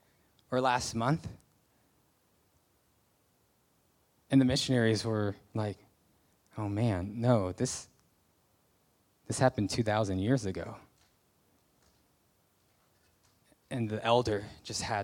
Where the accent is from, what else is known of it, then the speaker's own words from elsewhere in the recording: United States; moved away; I'm a Christian, I'm from America